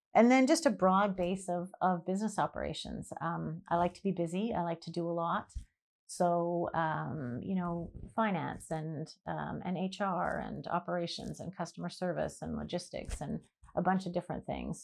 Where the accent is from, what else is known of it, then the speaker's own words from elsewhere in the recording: Vancouver, British Columbia, Canada; moved away as an adult; I grew up in Vancouver till I was twenty-one